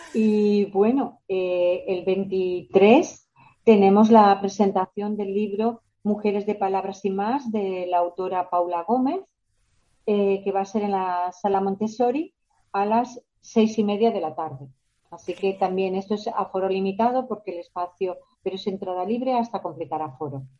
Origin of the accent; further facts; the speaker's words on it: La Rioja, Spain; moved away as an adult; now in Dos Hermanas, Spain; yo soy de La Rioja, pero llevo viviendo aquí ya más de 20 años y bueno, por eso yo digo que soy andaluza de adopción y nazarena de adopción